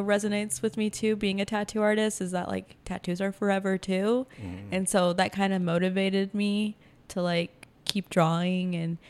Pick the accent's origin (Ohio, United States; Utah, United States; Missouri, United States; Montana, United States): Utah, United States; Logan; born or raised there; now in Ogden, United States